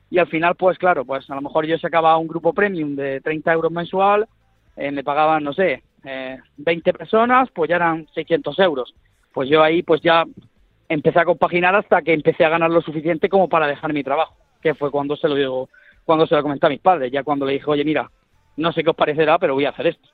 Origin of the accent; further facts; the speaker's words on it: Almería, Andalusia, Spain; ahí en Almería, que es de donde yo soy